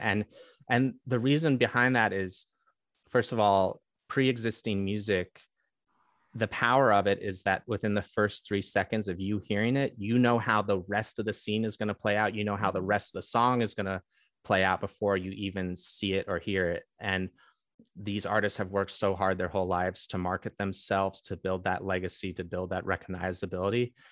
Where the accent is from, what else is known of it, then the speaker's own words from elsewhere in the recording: Bay Area, California, United States; I grew up in the Bay Area